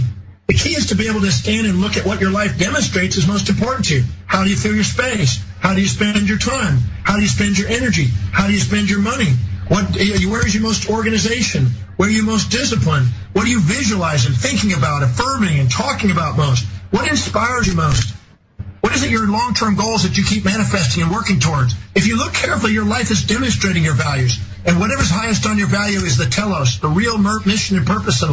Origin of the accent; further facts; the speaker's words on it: United States; I was born on Thanksgiving Day in America